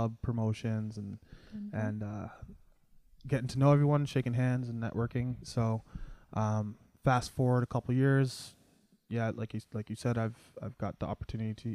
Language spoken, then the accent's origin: English; Mississauga, Ontario, Canada; moved away as an adult; also born or lived in Toronto / Brampton; now in Ottawa, Canada; Born and raised Mississauga.